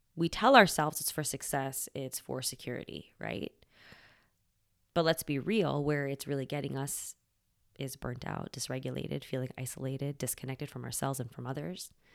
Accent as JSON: {"language": "English", "country": "United States", "tie": "born or raised there", "said": "I grew up here in the States, child of immigrants"}